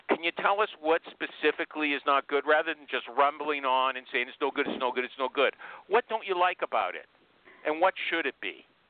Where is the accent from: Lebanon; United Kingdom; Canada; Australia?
Canada; I'm a Canadian